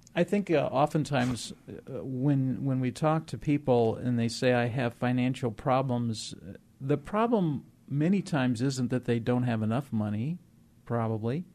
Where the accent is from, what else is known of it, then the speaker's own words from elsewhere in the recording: Moline, Illinois, United States; moved away; I grew up in the Midwest in the industrial area, the home of John Deere, back in the Quad Cities, Moline, Illinois, Rock Island, Illinois